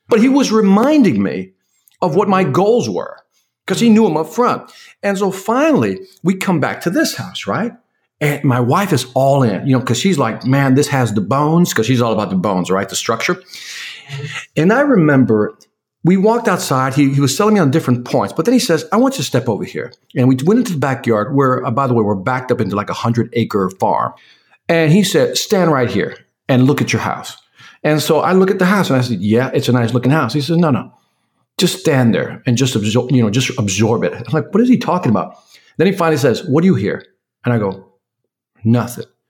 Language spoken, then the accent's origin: English; Chicago, Illinois, United States; I'm originally from Chicago.